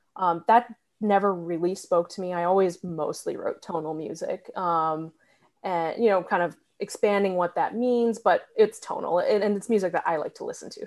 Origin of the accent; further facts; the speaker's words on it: New Hampshire, United States; moved away as an adult; also born or lived in Massachusetts; now in Athens, Georgia, United States; I grew up uh, in New Hampshire